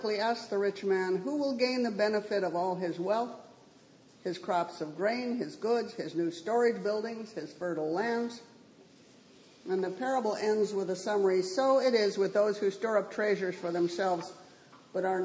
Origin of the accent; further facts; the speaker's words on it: Southern California, United States; moved away; where I grew up in Southern California